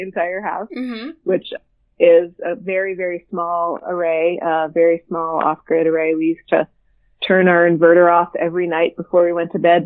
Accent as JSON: {"language": "English", "region": "Ohio", "country": "United States", "tie": "born or raised there", "said": "I was born and raised in Ohio"}